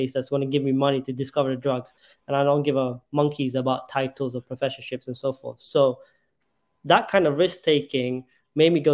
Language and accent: English; London, United Kingdom; moved away as an adult; growing up in London